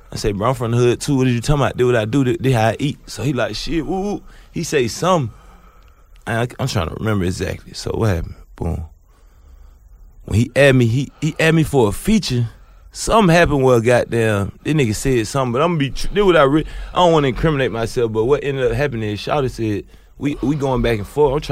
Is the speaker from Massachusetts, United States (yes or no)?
no; Candler Crossing, Georgia, United States; I'm from Candler Crossing, and you to be called Eagles Nest.